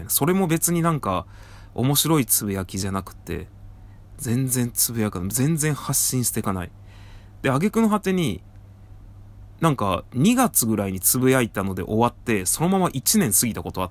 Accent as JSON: {"language": "Japanese", "town": "Tajimi", "region": "Gifu", "country": "Japan", "tie": "born or raised there", "accent": "Tōnō dialect", "moved": "as an adult", "said": "私の生まれ育った多治見市ですね。"}